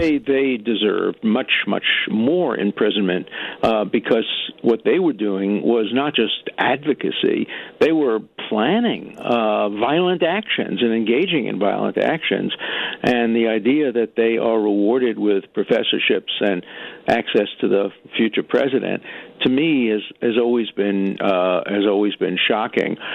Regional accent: New York City, New York, United States; moved away; my growing up in Brooklyn

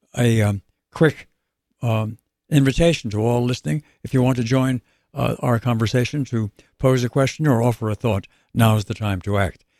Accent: New York, United States; accent: New York; my native New York accent

